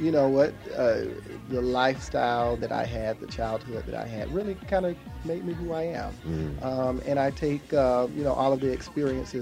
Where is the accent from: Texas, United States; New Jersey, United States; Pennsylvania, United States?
Texas, United States; East; accent: southern; I was born in East Texas